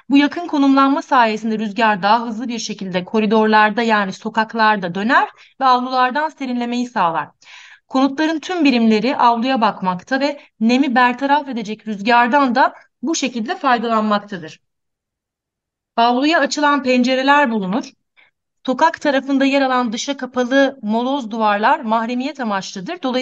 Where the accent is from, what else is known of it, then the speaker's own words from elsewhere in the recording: Antakya, Hatay, Turkey; Ee, ben de hocam gibi Antakyalıyım. Antakya'da büyüdüm. İstanbul Teknik Üniversitesi'ne kadar hatta oradaydım hep. Ee, deprem sırasında da Antakya'daydım